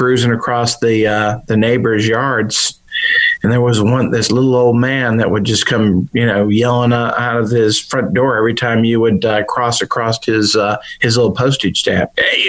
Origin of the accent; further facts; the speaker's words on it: Chicago, Illinois, United States; now in Memphis, United States; Came back to Memphis, but I grew up in Chicago